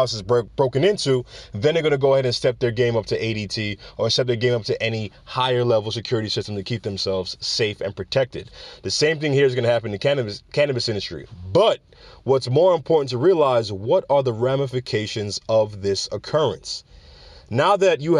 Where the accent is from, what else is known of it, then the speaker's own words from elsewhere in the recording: New York, United States; moved away; That's my hometown. That's where I'm from. All right, you can hear it in the accent sometimes when it comes out